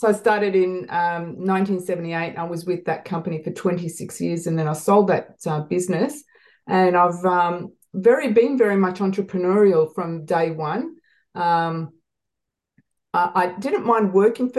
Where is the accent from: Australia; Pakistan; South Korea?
Australia; Melbourne, Victoria; also born or lived in Malta; I have lived in Melbourne, Australia since I was 5 months old.